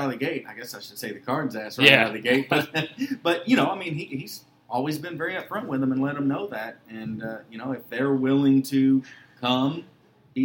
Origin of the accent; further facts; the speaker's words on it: Louisville, Kentucky, United States; I grew up in West Louisville, the only white family on the street